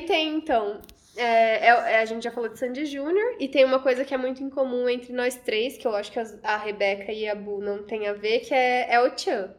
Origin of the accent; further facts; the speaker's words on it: Rondônia, Brazil; also born or lived in Cerejeiras / Vilhena; now in São Paulo, Brazil; eu vim pra São Paulo porque eu sou de Rondônia.